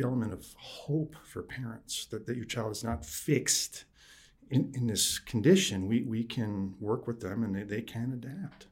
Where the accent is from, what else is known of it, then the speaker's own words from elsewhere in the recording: upstate New York, United States; also born or lived in Plattsburgh; I grew up in upstate New York.